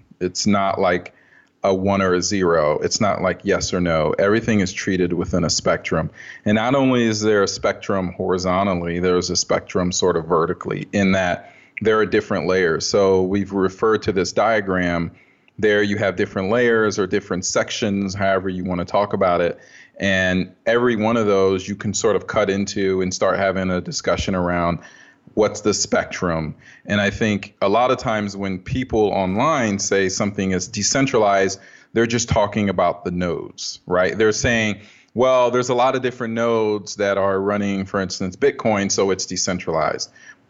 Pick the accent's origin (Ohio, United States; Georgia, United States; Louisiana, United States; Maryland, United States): Ohio, United States; Dayton; also born or lived in Kyiv, Ukraine / West Africa; now in Pittsburgh, United States; I was born in Kyiv, Ukraine, lived there for 3 years. My mother is Ukrainian. My father is Liberian. So we lived in West Africa for 3 years and came here in 86. Lived in Dayton, Ohio for I don't know how long